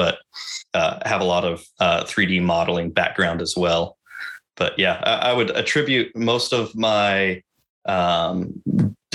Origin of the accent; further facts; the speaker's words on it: United States; I'm a white man and I'm an American